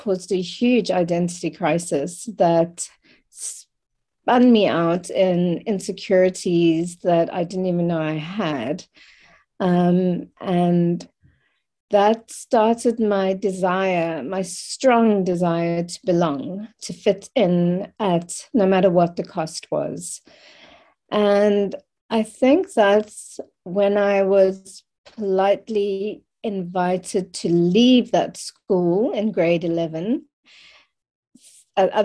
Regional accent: Cape Town, Western Cape, South Africa; I was born in Cape Town in 1976, in South Africa. And so I have the privilege of and pain of experiencing both sides of growing up in the apartheid regime

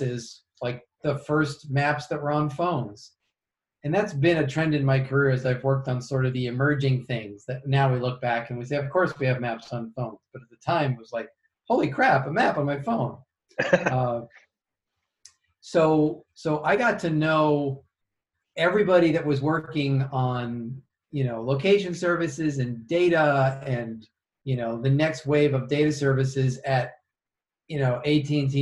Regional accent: Yonkers, New York, United States; also born or lived in Chicago, United States; now in Kansas City, United States; I grew up in Yonkers, just outside New York

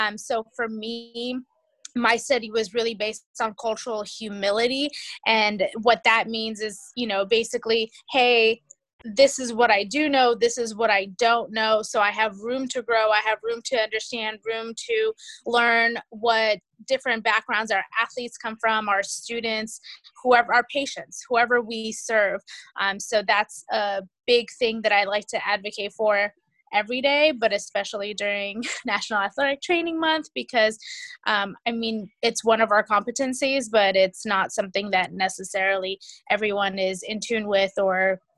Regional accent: California, United States; I'm also from California. … I currently have a couple of settings.

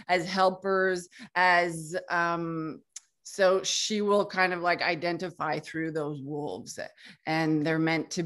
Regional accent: Canada; also born or lived in Quebec; I'm from Canada and I live in Quebec

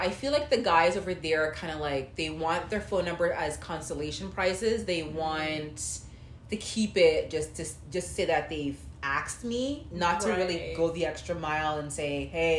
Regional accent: Canada; I'm in Canada. They don't know that I'm from Canada.

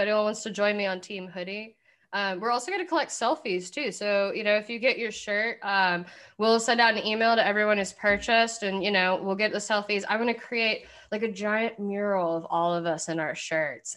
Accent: Kentucky, United States; I'm from Kentucky

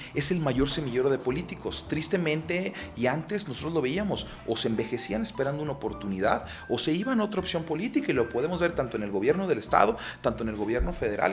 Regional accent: Guadalajara, Jalisco, Mexico; also born or lived in Mexico City; yo soy tapatío, mi ascendencia de, mi familia es de la zona de la ribera del lago de Chapala, pero yo soy nacido, criado y avecinado aquí en la ciudad de Guadalajara

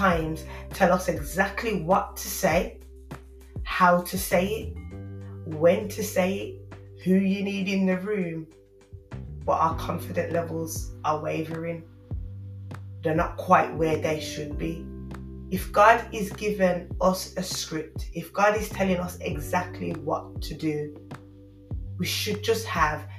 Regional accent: Birmingham, West Midlands, United Kingdom; accent: Brummie; my Brummie accent

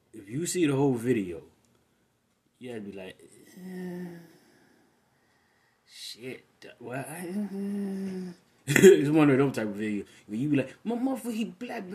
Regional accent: Michigan, United States; my home state of Michigan

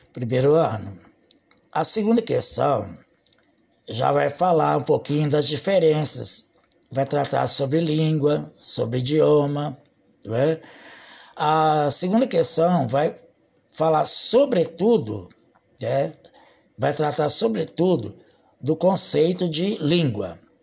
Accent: Brazil; Nós somos brasileiros e nós falamos o português.

